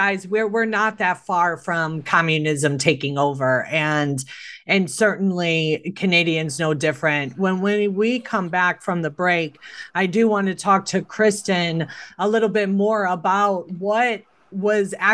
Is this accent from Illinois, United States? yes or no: yes; Chicago, Illinois, United States; I was born and raised in Chicago